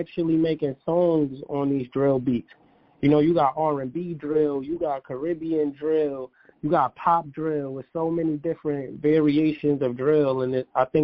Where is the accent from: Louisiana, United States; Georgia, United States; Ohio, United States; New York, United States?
New York, United States; New York City; my hometown of Brooklyn, New York